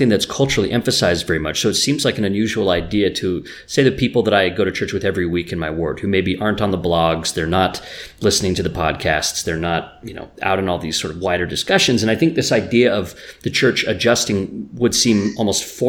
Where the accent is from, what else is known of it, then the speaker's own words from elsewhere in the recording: Utah, United States; moved away as an adult; I was raised here in Utah. I live in Utah now